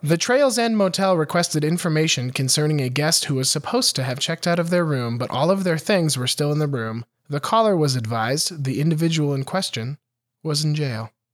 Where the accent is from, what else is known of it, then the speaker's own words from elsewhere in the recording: Montana, United States; my hometown in Montana